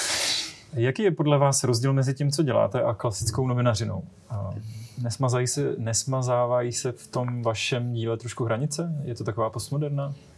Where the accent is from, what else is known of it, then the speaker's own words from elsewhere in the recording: Czechia; jako Češi